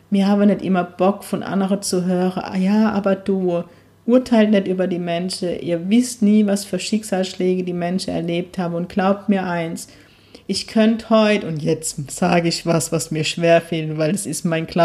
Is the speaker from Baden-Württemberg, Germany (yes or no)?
no; Zickelhausen, Bavaria, Germany; now in Neckargemünde, Germany; Ich komme aus Zickelhausen, das sagt man Ahoi. Jetzt bin ich in Neckargemünde, sagt man Allah, glaube ich.